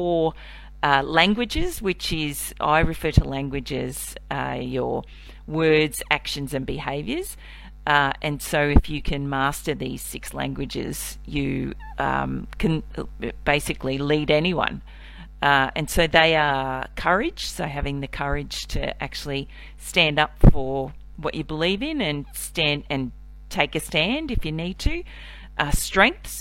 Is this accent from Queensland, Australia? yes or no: yes; Cairns, Queensland, Australia; now in Melbourne, Australia; I was born in Melbourne, but I grew up in Cairns, which is in North Queensland